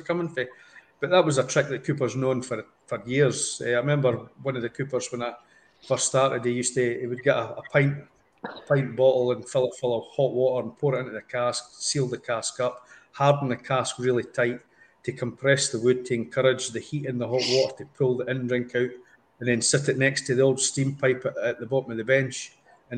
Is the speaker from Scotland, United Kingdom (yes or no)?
yes; Scotland, United Kingdom; I'm a Scotsman